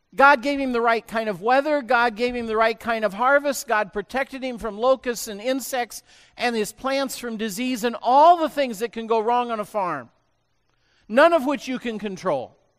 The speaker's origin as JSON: {"language": "English", "region": "Illinois", "country": "United States", "tie": "born or raised there", "said": "I grew up on a farm and I can just see this whole process happening on farms, where I grew up in Illinois"}